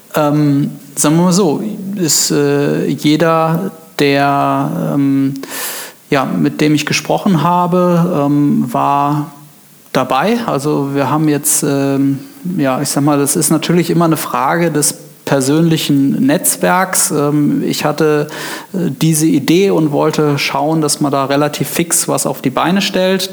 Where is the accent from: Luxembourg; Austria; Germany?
Germany; Neuwied, Rhineland-Palatinate; moved away as an adult; now in Koblenz, Germany; ich ähm bin gebürtiger Weller, also quasi Westerwälder, ja. ähm, in Neuwied geboren, ähm, ja, auf dem Plattenland äh, aufgewachsen